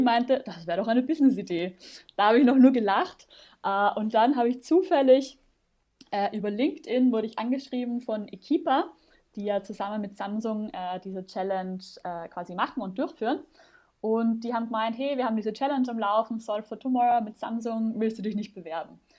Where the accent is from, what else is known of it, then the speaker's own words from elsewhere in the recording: Vienna, Austria; moved away as an adult; now in Germany; Ich komme ursprünglich aus Wien. Ich hoffe, man hört es nicht mehr allzu sehr